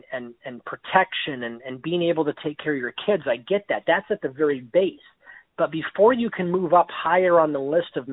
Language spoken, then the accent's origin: English; Erie, Pennsylvania, United States; my hometown of Erie, Pennsylvania